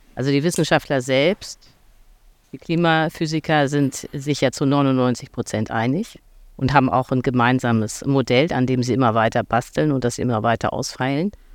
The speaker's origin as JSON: {"language": "German", "region": "Hamburg", "country": "Germany", "tie": "born or raised there", "said": "ich äh, komme aus Hamburg, aus einem Vorort namens Langhorn"}